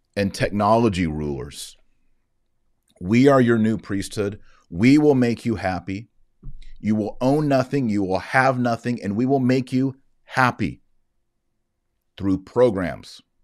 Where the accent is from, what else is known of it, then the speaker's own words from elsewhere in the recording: Texas, United States; As a Texan